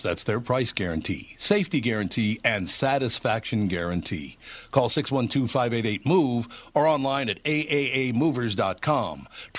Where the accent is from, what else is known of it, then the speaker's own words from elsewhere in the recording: Minneapolis, Minnesota, United States; Look, I grew up in North Minneapolis.